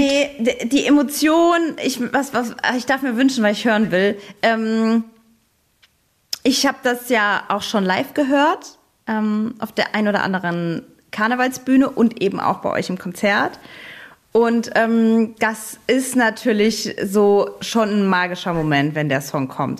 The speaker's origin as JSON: {"language": "German", "town": "Saarbrücken", "region": "Saarland", "country": "Germany", "said": "ich komme ja aus Saarbrücken, aus dem Saarland"}